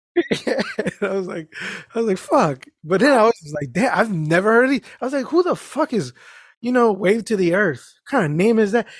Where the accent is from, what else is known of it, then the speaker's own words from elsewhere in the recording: Mexico; I am Mexican.